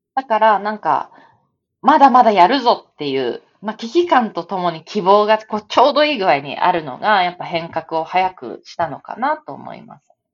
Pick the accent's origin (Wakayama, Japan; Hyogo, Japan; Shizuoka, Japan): Shizuoka, Japan; Shimizu; moved away as an adult; 私、静岡出身で